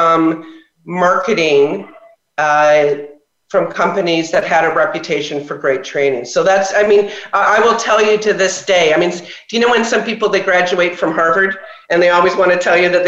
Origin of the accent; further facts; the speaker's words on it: Toronto, Ontario, Canada; moved away as an adult; now in California, United States; I grew up in Toronto, Canada